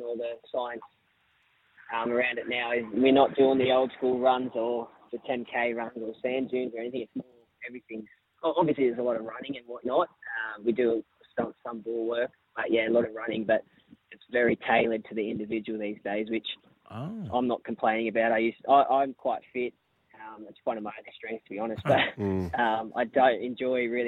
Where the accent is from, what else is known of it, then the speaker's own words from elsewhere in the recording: Canowindra, New South Wales, Australia; now in Sydney, Australia; Actually grew up in Canoundra